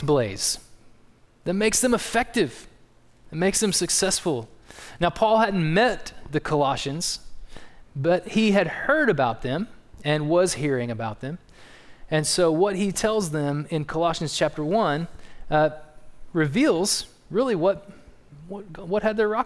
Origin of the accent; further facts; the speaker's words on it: East Texas, United States; also born or lived in South Dakota; Jill and I, even though we're from East Texas, we spent 5 years up there planting churches